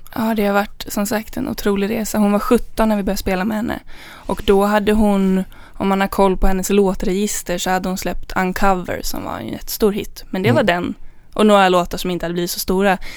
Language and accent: Swedish; Danderyd, Stockholm County, Sweden; jag kommer från Danderyd